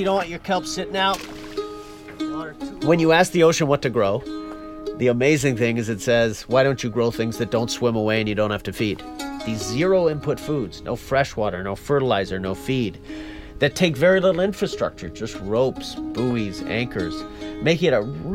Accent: Newfoundland and Labrador, Canada; moved away; I was born and raised in Newfoundland, Canada, most eastern point in all of North America

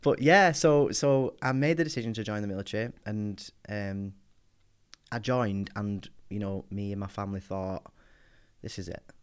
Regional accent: Wigan, North West England, United Kingdom; I grew up in Wigan, in the northwest.

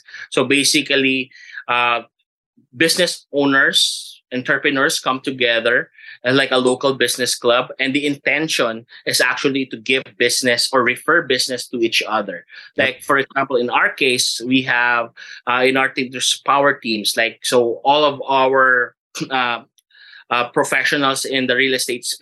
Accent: Cebu, Central Visayas, Philippines; also born or lived in Manila; I lived 12 years in Manila and then I grew up in Cebu

